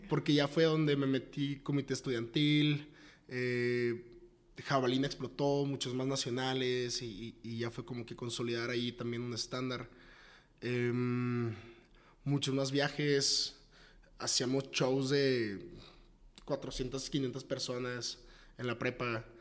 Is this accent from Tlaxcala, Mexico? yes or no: no; Tepic, Nayarit, Mexico; now in Guadalajara, Mexico; soy de Tepic, de Tepic Nayarit, luego venirme a Guadalajara, muy foráneo